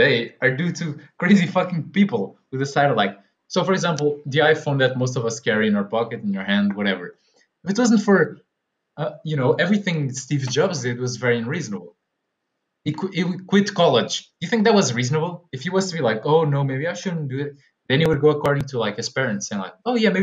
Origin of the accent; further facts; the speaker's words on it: Portugal; we're both from Portugal